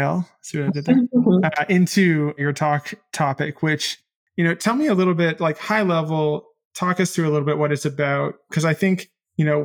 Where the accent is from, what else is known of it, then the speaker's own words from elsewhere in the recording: Canada; growing up in Canada